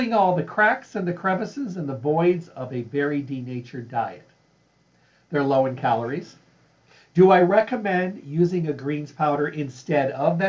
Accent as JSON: {"language": "English", "region": "Midwest", "country": "United States", "tie": "born or raised there", "said": "I grew up in the Midwest"}